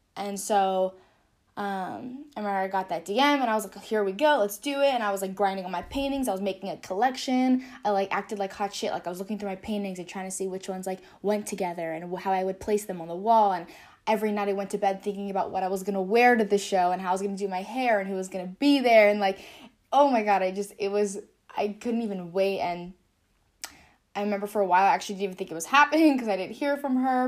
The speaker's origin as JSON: {"language": "English", "region": "California", "country": "United States", "tie": "born or raised there", "said": "I grew up, born and raised in California"}